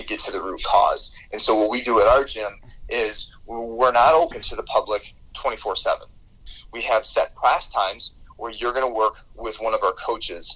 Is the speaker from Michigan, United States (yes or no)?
yes; Michigan, United States; my hometown in Michigan